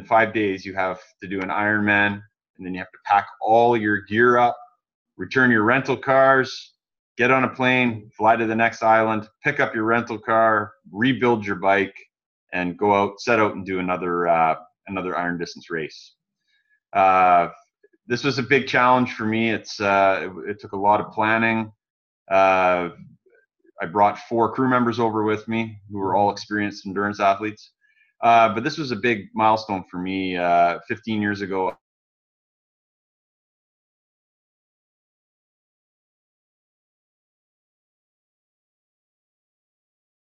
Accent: North Vancouver, British Columbia, Canada; I'm from North Vancouver in British Columbia, Canada

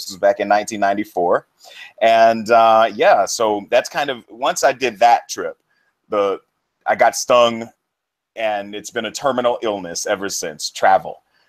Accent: Jacksonville, Florida, United States; moved away as an adult; also born or lived in Santo Domingo, Dominican Republic / Washington, D.C. / Colombia; I'm originally from Florida, Jacksonville, to be specific. And I started traveling at a semi-early age. When I was 16, I did a study abroad program to Sweden.

